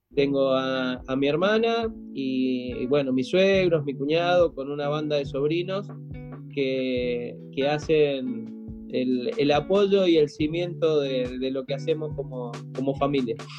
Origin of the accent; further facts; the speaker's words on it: Mendoza, Argentina; also born or lived in Buenos Aires; yo me crié prácticamente en Mendoza